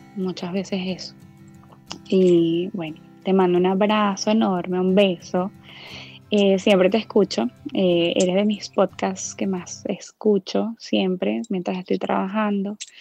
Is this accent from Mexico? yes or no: no; Venezuela; now in Orlando, United States; soy venezolana, vivo en Orlando, Florida, en Estados Unidos.